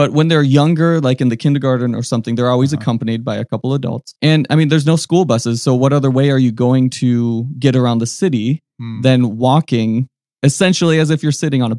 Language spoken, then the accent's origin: English; Minneapolis, Minnesota, United States; I grew up in the Minneapolis area.